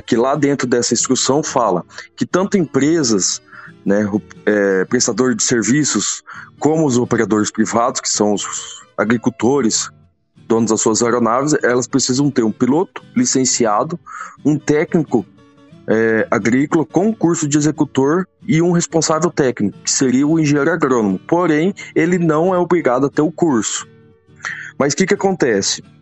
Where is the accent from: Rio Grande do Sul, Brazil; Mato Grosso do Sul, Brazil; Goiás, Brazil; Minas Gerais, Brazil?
Mato Grosso do Sul, Brazil; also born or lived in Santa Catarina / Dourados; tinha uns dois anos de idade, mudamos para Mato Grosso do Sul.